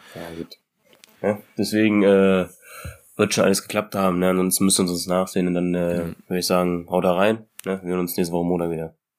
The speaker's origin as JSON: {"language": "German", "country": "Germany", "said": "bei uns in Deutschland hier"}